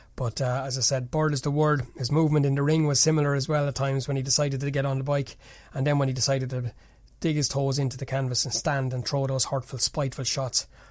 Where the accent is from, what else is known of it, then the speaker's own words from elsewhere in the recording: Kildare, Leinster, Ireland; That's where I'm based here. This is where I'm born, bred, and reared, as the Irish fellas like to say.